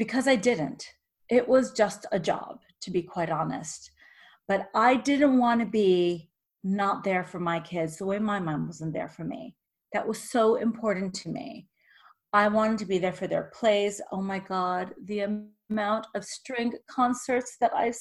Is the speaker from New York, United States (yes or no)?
yes; New York, United States; also born or lived in Russia / Israel / Boston; I was born in Russia, then we moved to Israel, and then I was raised in New York